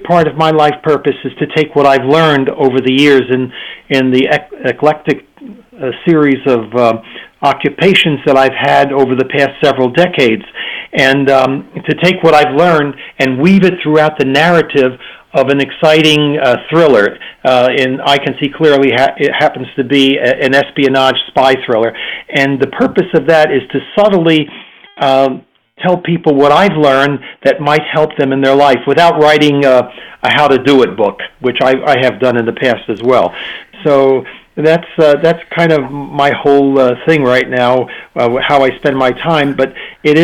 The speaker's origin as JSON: {"language": "English", "country": "United States", "moved": "as an adult", "lives_now": "Prague, Czech Republic", "said": "I'm an American"}